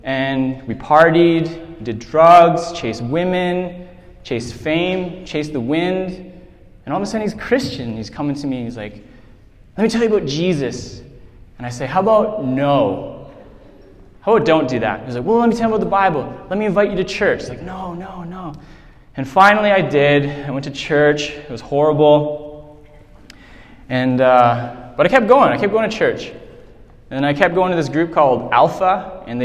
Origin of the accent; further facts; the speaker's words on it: Whitehorse, Yukon, Canada; I grew up here in Whitehorse